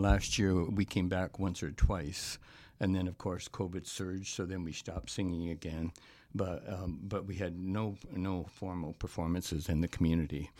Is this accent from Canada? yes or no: yes; Canada; as a Canadian